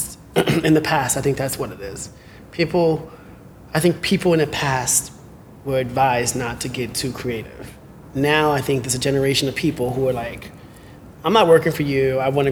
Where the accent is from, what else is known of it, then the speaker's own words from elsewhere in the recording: Bronx, New York, United States; Because I'm, I'm from the Bronx. That's not normal. Bronx, Harlem, a town guy. So, and I'm a person of color.